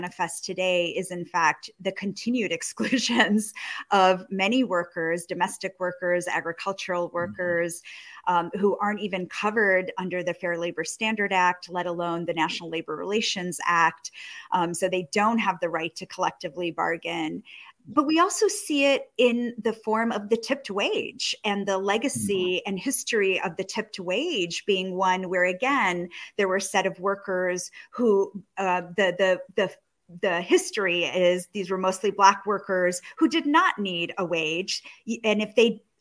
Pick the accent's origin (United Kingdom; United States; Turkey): United States; Rochester, New York; I grew up in Kodak City in Rochester, New York.